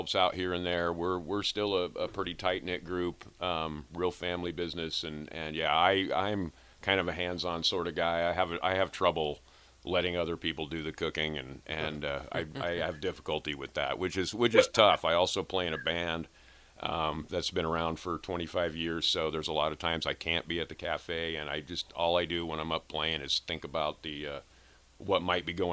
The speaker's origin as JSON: {"language": "English", "town": "Lincoln", "region": "Nebraska", "country": "United States", "also_born_or_lived": "Colorado", "said": "I am from Lincoln"}